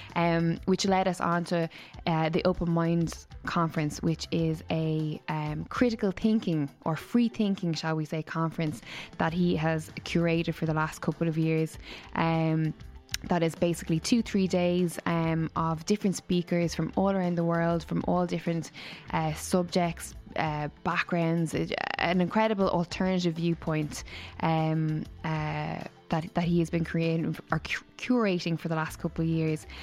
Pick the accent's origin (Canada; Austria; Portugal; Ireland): Ireland; Waterford, Munster; moved away; All the way from Waterford, my hometown